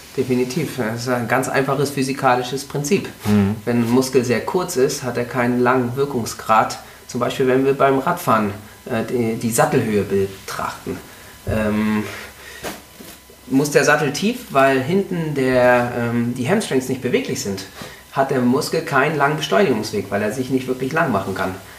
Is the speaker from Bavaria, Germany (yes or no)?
no; Mecklenburg-Vorpommern, Germany; ich komme aus Mecklenburg-Vorpommern